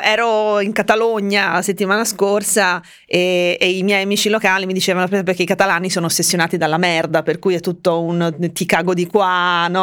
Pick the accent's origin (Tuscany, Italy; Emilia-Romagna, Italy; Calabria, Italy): Tuscany, Italy; also born or lived in Finland; Veneto, poi io son cresciuta in Toscana